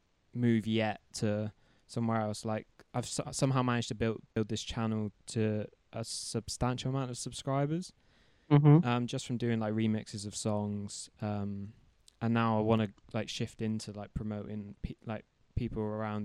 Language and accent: English; Plymouth, South West England, United Kingdom; Because I'm from Plymouth, which is like a small town in England, or a small city, small city, I should say. And we're like 4 hours from London and like any other sort of big city